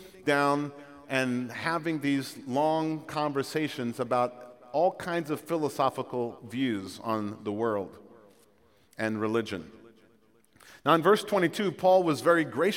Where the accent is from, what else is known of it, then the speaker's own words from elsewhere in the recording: Jamaica; moved away; I'm from Jamaica